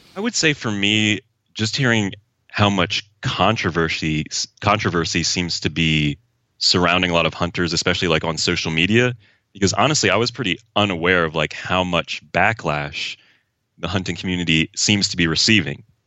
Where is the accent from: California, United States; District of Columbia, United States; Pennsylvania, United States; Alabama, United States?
Pennsylvania, United States; southeastern; I'm from Pennsylvania, like, southeastern Pennsylvania